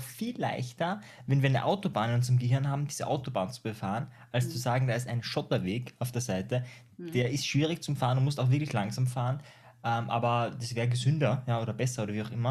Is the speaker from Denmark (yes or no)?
no; Austria; ich komme aus Österreich